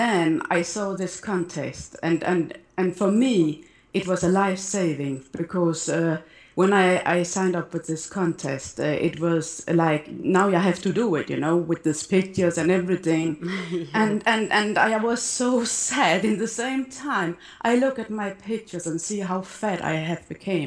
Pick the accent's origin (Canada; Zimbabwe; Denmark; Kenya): Denmark; now in Malta; I am from Denmark, but I live in Malta